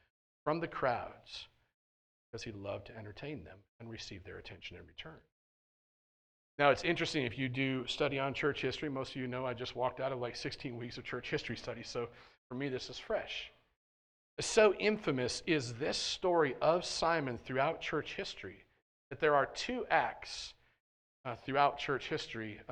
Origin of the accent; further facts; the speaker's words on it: United States; I am as American as they come